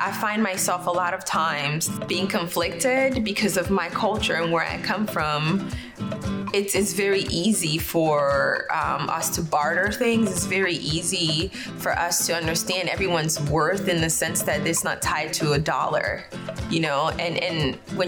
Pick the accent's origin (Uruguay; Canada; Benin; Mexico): Benin; now in North Carolina, United States; traveling back home so that I can source ingredients from the women in the markets of my home country.